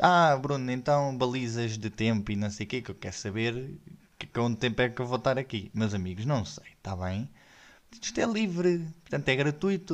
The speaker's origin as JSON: {"language": "Portuguese", "town": "Odivelas", "region": "Lisbon", "country": "Portugal", "tie": "born or raised there", "said": "eu sou nascido e criado em Odivelas"}